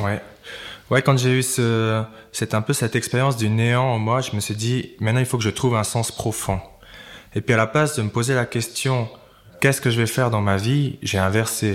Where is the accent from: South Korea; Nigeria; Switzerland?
Switzerland; Valais; je suis valaisan, j'étais très fier d'être valaisan